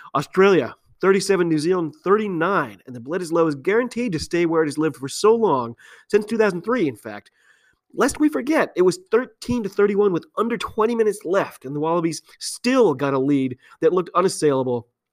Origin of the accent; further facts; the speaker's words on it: United States; I'm an American